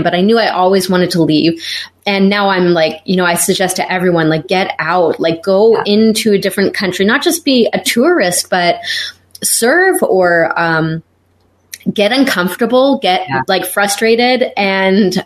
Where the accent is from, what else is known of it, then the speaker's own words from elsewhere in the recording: Canada; moved away as an adult; also born or lived in Israel / Eastern Europe; now in Germany; I'm originally from Canada. I've been living the last 13, 14 years in Europe